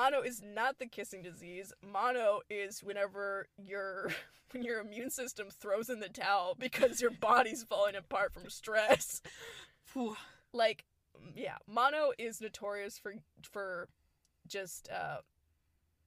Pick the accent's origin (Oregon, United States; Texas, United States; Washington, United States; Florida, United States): Texas, United States; Houston; We are from Houston